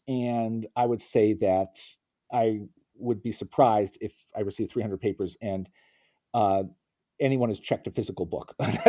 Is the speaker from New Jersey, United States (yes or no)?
yes; Princeton, New Jersey, United States; And still in my hometown of Princeton, New Jersey, visitors aren't allowed back in.